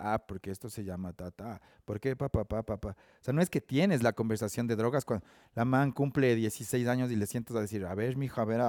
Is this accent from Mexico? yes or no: no; Ambato, Tungurahua, Ecuador; moved away as an adult; now in Quito, Ecuador; nací en Ambato, viví en Ambato hasta como los 25 años, 27 años